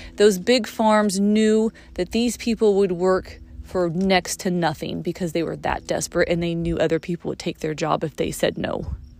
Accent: United States

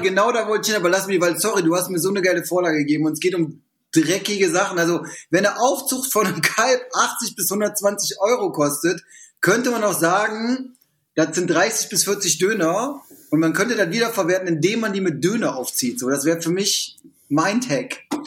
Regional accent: Düsseldorf, North Rhine-Westphalia, Germany; wir sind Düsseldorfer

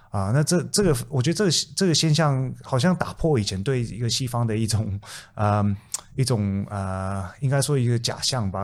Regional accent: Taiwan; now in Australia; 从小在台湾出生

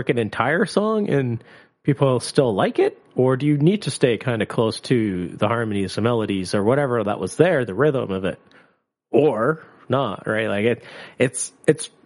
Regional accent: Canada; we're Canadian

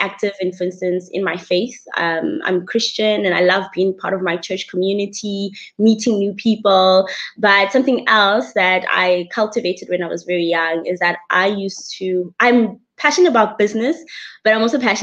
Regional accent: Bloemfontein, Free State, South Africa; I come from the humble but awesome place called Bloemfontein in the Free State. I am a Free State girl and actually also grew up on a farm

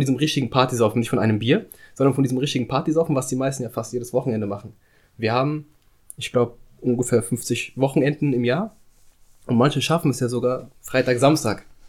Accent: Frankfurt am Main, Hesse, Germany; Ich bin hier in Frankfurt am Main zur Schule gegangen

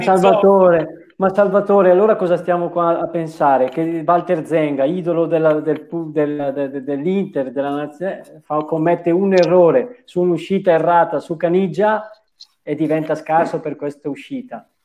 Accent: Bergamo, Lombardy, Italy; sono di Bergamo

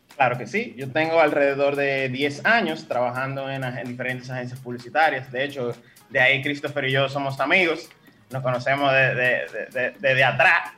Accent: Dominican Republic; me siento identificado como dominicano

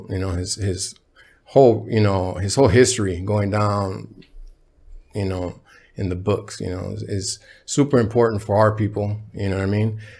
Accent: Ensenada, Baja California, Mexico; born there; moved away; They would send me back uh, to where I was born in Ensenada, Baja California, uh, with my grandma, rest in peace.

